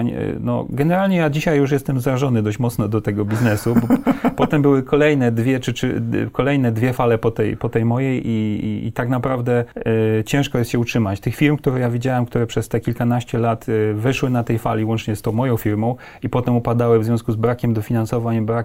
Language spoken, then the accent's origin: Polish; Mielec, Subcarpathian Voivodeship, Poland; moved away; also born or lived in Kraków / Warsaw; Pochodzę z Podkarpacia